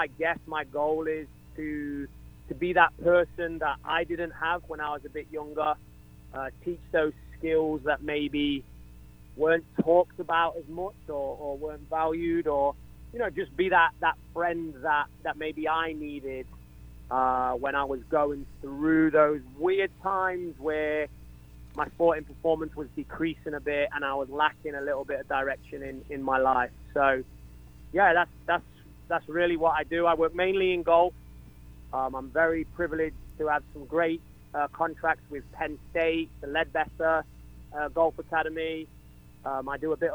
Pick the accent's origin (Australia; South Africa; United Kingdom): United Kingdom; England; now in Atlanta, United States; I'm English.